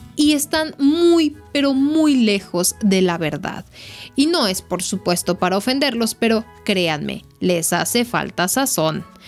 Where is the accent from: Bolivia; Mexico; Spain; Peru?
Mexico; nos identifica como mexicanos